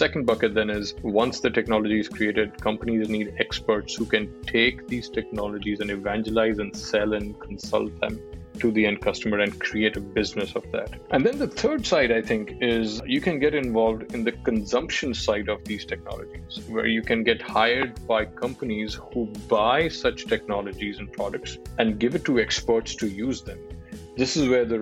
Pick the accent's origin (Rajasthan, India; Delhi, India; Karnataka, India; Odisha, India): Delhi, India; moved away as an adult; also born or lived in Bangalore / Mumbai / Malaysia; I grew up in Delhi, I started working in Delhi with Dell, and then I've worked in Bangalore and Mumbai and, you know, Malaysia, and then I've been outside India for more than 5 years now